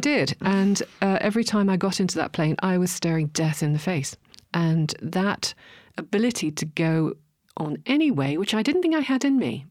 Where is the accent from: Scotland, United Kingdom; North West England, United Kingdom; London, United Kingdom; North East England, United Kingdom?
North East England, United Kingdom; Hartlepool; grew up in the, in the Northeast. Actually, I was born in Hartlepool for my sins.